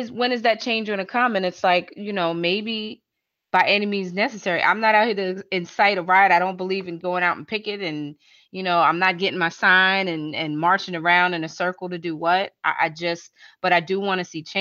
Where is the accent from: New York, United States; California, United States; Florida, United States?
New York, United States; growing up in New York